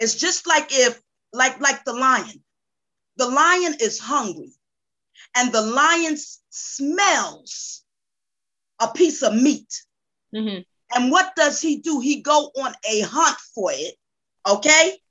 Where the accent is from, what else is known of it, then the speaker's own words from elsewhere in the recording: Newark, New Jersey, United States; now in Georgia, United States; I am originally from Newark, New Jersey, relocated to the state of Georgia. I'm a Jersey girl in a Georgia world.